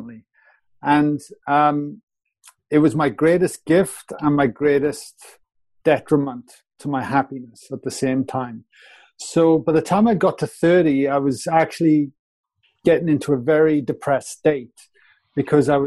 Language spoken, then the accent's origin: English; Wales, United Kingdom; moved away as an adult; also born or lived in Australia; I was a plumber from Wales.